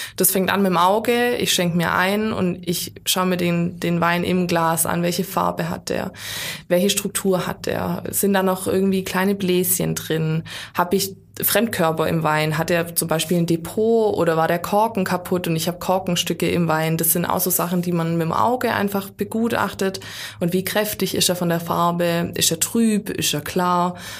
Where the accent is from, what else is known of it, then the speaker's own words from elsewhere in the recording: Baden-Württemberg, Germany; bei uns in Württemberg